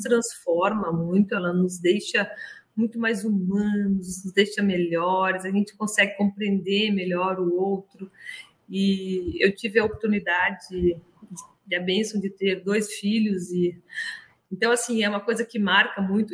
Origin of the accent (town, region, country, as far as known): Brazil; also born or lived in Montpellier, France